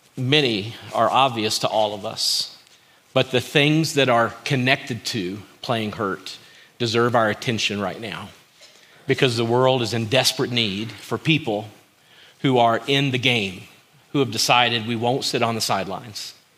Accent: Kentucky, United States; I grew up in Kentucky

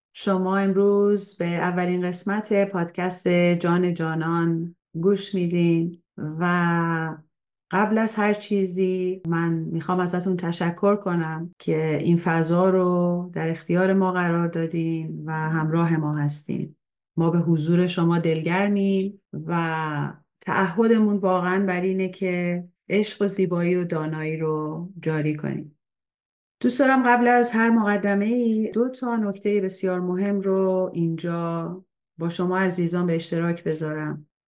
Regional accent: Tehran, Tehran Province, Iran; من در تهران به دنیا اومدم

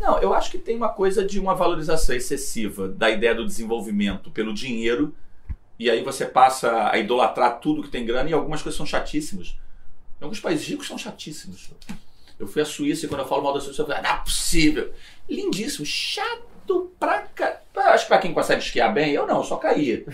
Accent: Brazil

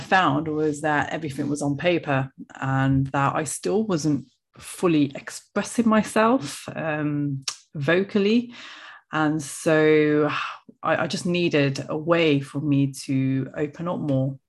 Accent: Coventry, West Midlands, United Kingdom; as you can tell from my accent, I am from the UK, central England, a place called Coventry

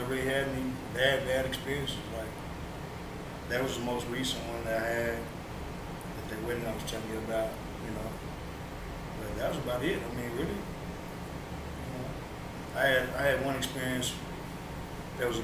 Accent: Hillsboro, Texas, United States; Hillsborough. Hillsborough, Texas. Born and raised Hilltop.

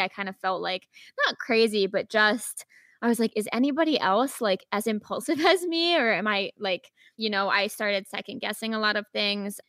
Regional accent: Rhode Island, United States; moved away as an adult; now in Chicago, United States; I'm originally from Rhode Island

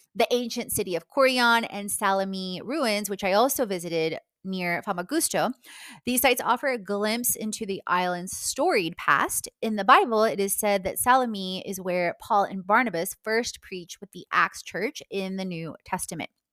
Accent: Poland; moved away; my Polish passport is expired, even though I was born in Poland

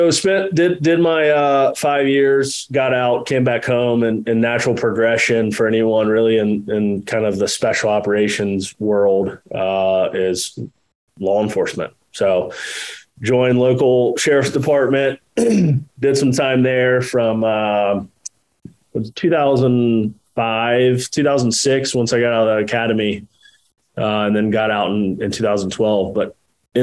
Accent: Jacksonville, Florida, United States; also born or lived in Texas; I was born in Texas. And then, you know, shortly after we came east and been in Jacksonville since I was two. Did traditional schooling here

